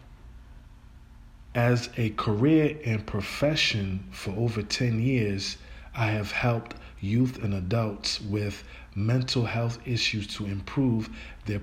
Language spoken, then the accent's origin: English; Rhode Island, United States; I was born and raised in Rhode Island, USA